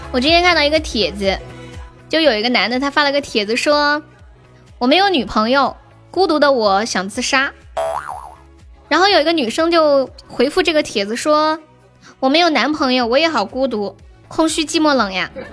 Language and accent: Chinese; Sichuan, China; 我是四川的呀